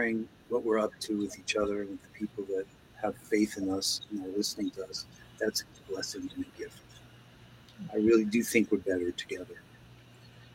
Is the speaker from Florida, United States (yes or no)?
no; New York, United States; moved away; also born or lived in Seattle; I grew up in New York